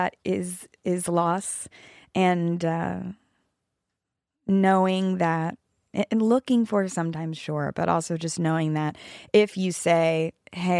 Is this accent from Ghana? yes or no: no; East Coast, United States; now in Los Angeles, United States; we grew up with cicadas on the East Coast